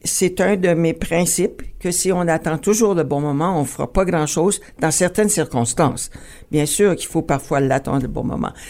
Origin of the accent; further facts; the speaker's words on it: Ontario, Canada; notre existence en tant que franco-ontarien